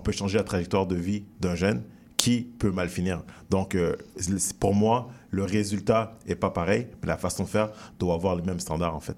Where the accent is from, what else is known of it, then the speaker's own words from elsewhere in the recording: Montreal, Quebec, Canada; j'ai grandi dans le quartier Saint-Michel